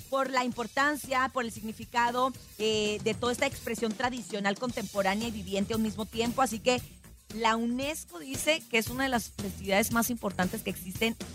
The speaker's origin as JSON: {"language": "Spanish", "region": "Sinaloa", "country": "Mexico", "said": "en mi tierra se usa muchísimo, pues ustedes saben que Sinaloa es la tierra de la música de banda"}